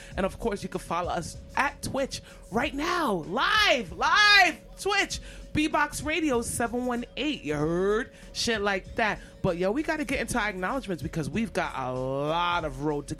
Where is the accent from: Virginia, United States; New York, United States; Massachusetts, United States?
New York, United States; Brooklyn; I'm from Brooklyn, though.